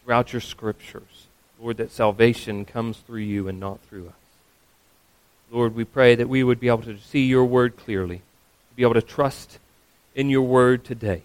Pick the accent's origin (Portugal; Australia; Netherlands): Australia; As an Australian